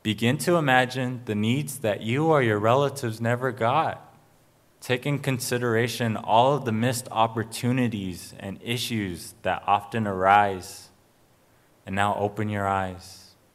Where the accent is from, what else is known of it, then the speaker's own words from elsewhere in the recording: Arizona, United States; I come from the Salt River, P M Maricopa Indian community